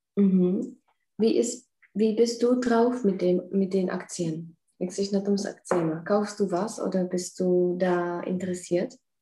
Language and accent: German; Czechia; bei uns in Tschechien